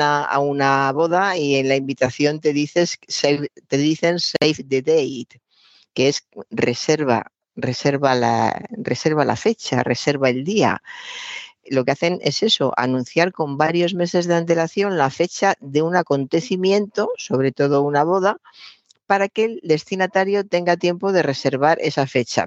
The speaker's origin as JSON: {"language": "Spanish", "country": "Spain", "said": "somos españoles y hablamos español"}